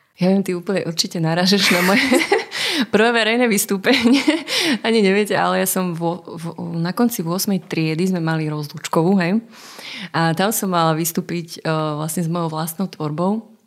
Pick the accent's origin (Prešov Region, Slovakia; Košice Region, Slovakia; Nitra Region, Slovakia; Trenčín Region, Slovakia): Nitra Region, Slovakia; Zlaté Moravce; moved away as an adult; also born or lived in Sliač / Bratislava; u nás v Zlatých Moravciach